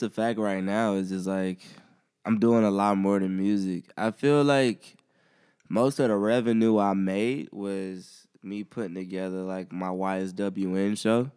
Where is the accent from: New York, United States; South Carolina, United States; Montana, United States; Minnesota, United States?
South Carolina, United States; Columbia; growing up in Columbia